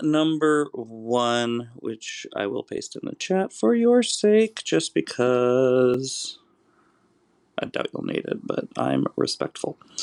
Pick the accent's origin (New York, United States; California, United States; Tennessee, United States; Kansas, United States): Kansas, United States; I myself am a heartland person, though I come from the Plains state of Kansas